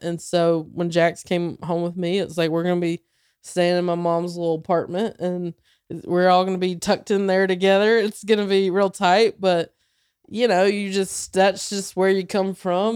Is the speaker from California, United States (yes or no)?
no; near Charlotte, North Carolina, United States; moved away; in Charlotte, uh, twenty minutes from my hometown